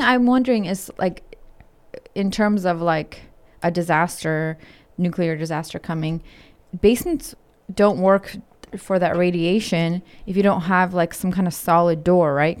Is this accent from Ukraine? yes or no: yes; Ukraine; moved away; I was born in Ukraine